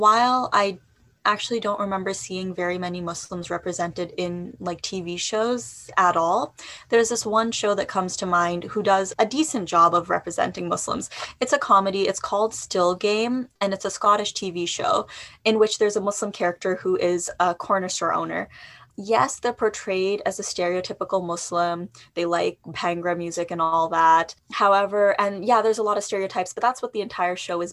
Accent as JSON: {"language": "English", "town": "Toronto", "region": "Ontario", "country": "Canada", "tie": "born or raised there", "said": "I was born and raised in Toronto"}